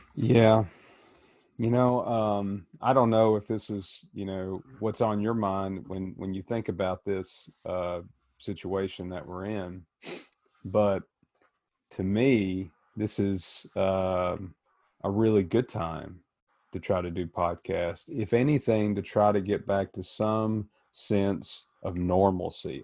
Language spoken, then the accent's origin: English; Tennessee, United States; moved away as an adult; now in Worthington, United States; growing up in Tennessee